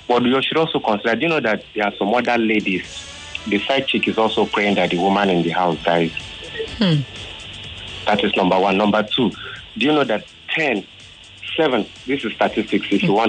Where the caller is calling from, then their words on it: Amuwo Odofin, Lagos, Nigeria; I'm calling from Amuodo.